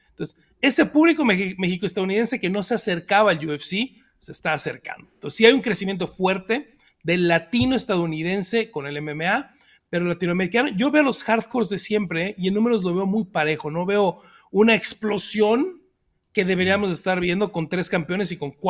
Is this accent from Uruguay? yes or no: no; Canada; Soy canadiense, un 7 y estoy contento de que estén regresos en mi país.